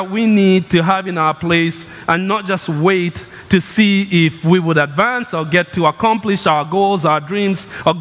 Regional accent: Kenya; moved away; I grew up in Kenya. It's the land of runners.

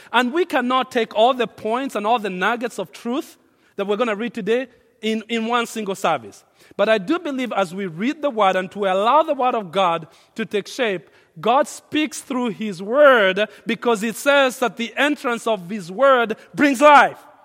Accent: Kenya; now in United States; I grew up in Kenya where we have tribes

